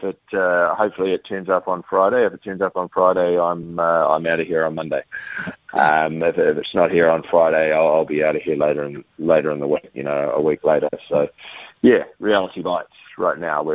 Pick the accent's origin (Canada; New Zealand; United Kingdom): New Zealand; I'm a New Zealander